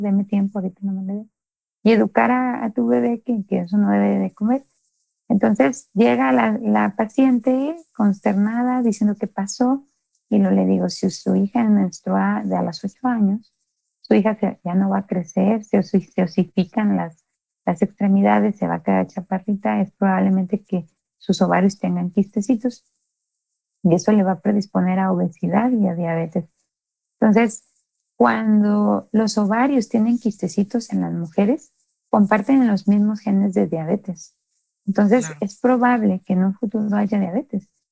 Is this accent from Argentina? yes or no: no; Mexico; nosotros como mexicanos